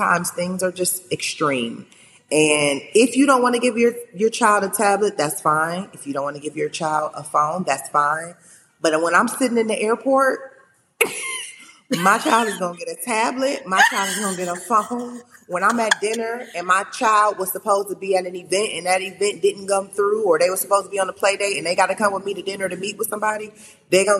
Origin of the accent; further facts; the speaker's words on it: Cleveland, Ohio, United States; moved away as an adult; also born or lived in Maryland; now in Los Angeles, United States; growing up in Cleveland